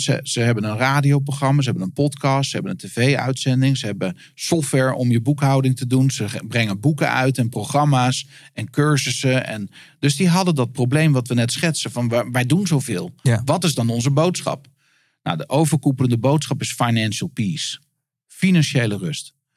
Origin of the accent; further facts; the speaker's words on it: Netherlands; ik als Nederlander